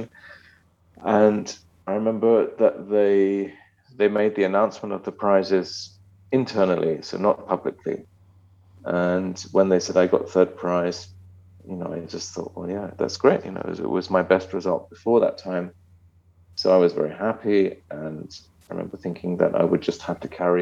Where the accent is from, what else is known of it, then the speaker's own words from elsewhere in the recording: London, United Kingdom; moved away as an adult; now in Germany; My father's German, mother's Japanese, but I was born in England.